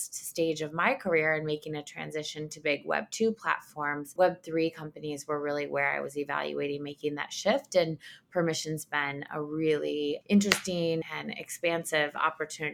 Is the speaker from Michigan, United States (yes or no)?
yes; Ann Arbor, Michigan, United States; also born or lived in Detroit, Michigan; I'm from Detroit, Michigan. I grew up in Ann Arbor